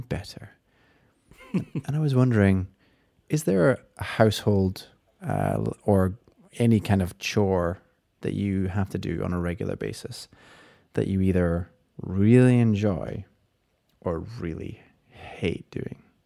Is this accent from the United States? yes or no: no; United Kingdom; we're British